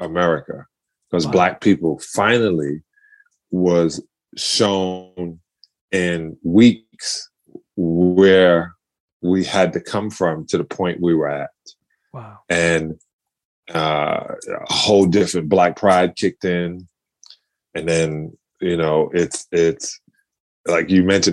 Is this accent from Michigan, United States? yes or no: no; New York City, New York, United States; moved away; I'm from Bayview Projects, Bayview Houses.